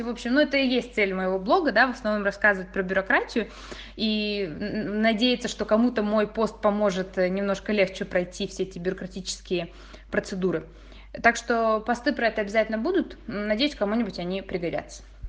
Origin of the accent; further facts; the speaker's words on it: Russia; moved away as an adult; now in Italy; мы выросли в России